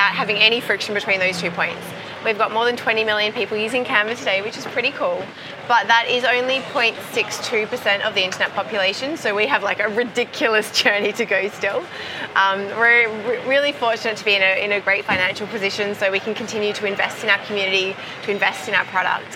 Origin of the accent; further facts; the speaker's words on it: Perth, Western Australia, Australia; Perth, my hometown in Australia